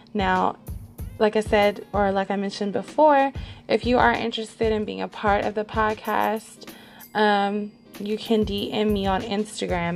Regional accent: Los Angeles, California, United States; I was born and raised in Los Angeles, California, and I still reside here

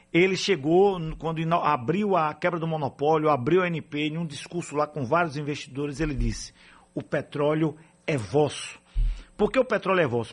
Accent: Alagoinhas, Bahia, Brazil; sou de Alagoinhas

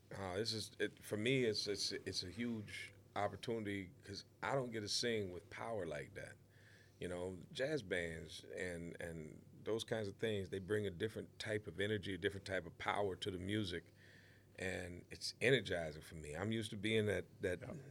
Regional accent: Waterloo, Iowa, United States; the town that I grew up in in Waterloo, Iowa

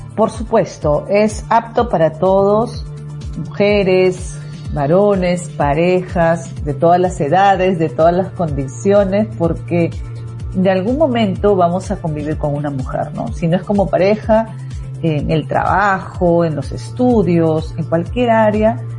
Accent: Peru; soy de, de Perú, el código es más 51

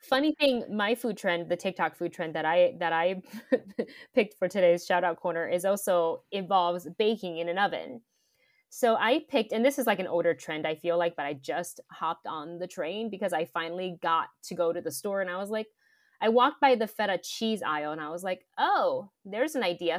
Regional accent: Taiwan; moved away; growing up in Taiwan

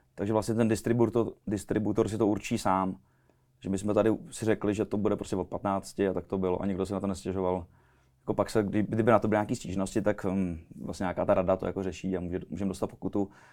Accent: Czechia; u nás v Čechách

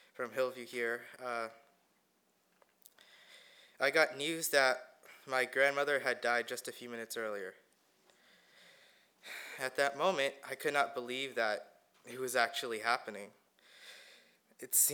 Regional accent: India; now in California, United States; I was born in India and I moved to the United States in 2008.

